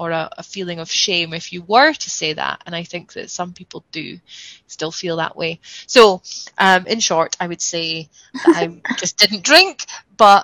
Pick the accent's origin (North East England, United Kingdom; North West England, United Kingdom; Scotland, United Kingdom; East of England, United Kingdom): Scotland, United Kingdom; I'm Scottish